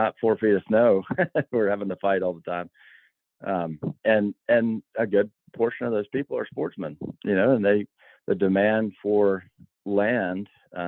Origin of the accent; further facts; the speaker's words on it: Albany, Georgia, United States; moved away; also born or lived in South Carolina; I grew up in Albany, Georgia, started working on plantations back in 1995 at 16 years old